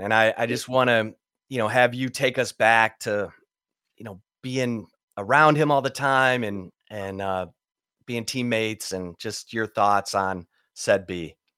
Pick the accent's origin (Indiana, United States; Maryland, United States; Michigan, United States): Michigan, United States; Kalamazoo; also born or lived in Detroit; I was born in Detroit, but I grew mm. up in Kalamazoo, Michigan, which is across Southwest